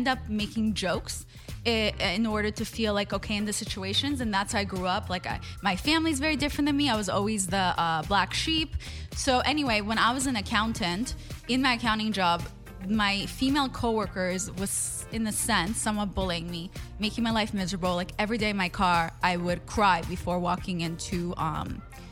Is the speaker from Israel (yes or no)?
yes; Israel; English is a second language; also born or lived in Russia; now in United States; I'm an immigrant. I was born in Russia. I grew up in Israel. And then we won the green card lottery and I moved to the U.S.